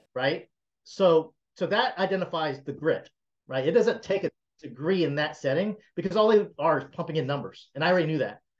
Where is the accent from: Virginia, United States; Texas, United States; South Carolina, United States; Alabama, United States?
South Carolina, United States; I was raised, born and raised in South Carolina